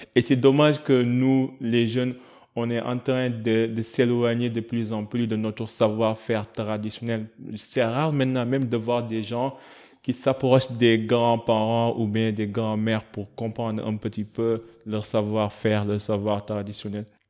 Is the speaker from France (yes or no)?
no; Senegal; en tant que Sénégalais